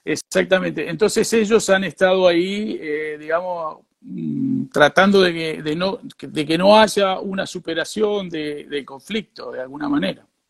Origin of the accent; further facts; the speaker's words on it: Rosario, Santa Fe, Argentina; moved away as an adult; also born or lived in Madrid, Spain; now in Valencia, Spain; yo nací en Rosario y toda mi vida, eh, desde los 21 años, estuve en Madrid.